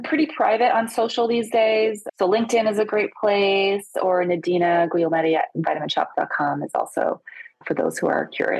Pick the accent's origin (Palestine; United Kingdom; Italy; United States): Italy; I'm Italian. I was born in Italy. Most people, when I tell them that, are like, really? I speak a lot of languages too.